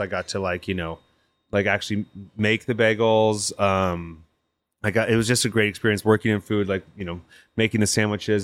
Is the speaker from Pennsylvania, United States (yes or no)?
no; Napa, California, United States; now in Portland, United States; I grew up in Napa.